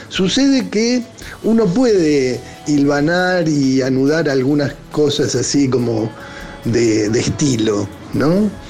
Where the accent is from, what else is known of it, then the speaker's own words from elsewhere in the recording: Buenos Aires, Argentina; soy actor, soy de Burlingame, Buenos Aires.